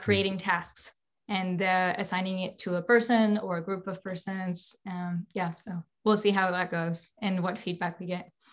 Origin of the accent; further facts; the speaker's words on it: Alsace, Grand Est, France; moved away; also born or lived in Paris / San Francisco Bay Area; I'm from Alsace